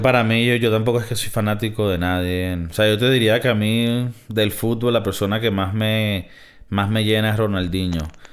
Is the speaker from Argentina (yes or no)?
no; Venezuela; moved away; soy de Venezuela